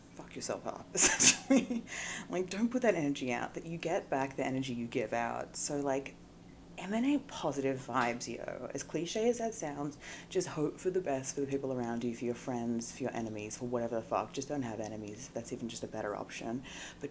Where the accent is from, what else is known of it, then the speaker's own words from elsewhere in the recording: Australia; accent: Australian; moved away as an adult; now in Los Angeles, United States; my Australian accent